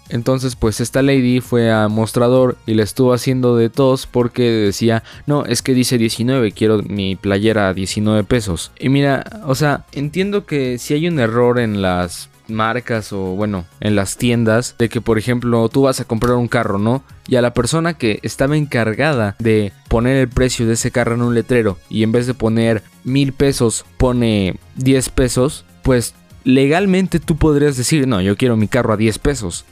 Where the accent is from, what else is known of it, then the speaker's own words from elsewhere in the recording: Mexico; mi país México